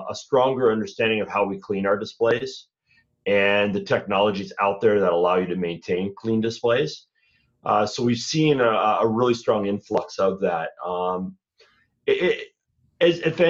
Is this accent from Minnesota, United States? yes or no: yes; Minnesota, United States; I'm from Minnesota